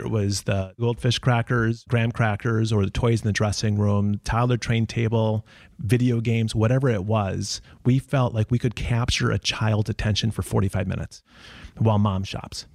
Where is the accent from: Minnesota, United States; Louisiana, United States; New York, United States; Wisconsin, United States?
Minnesota, United States; I am from Minnesota, and that's the reason why we live in Minnesota.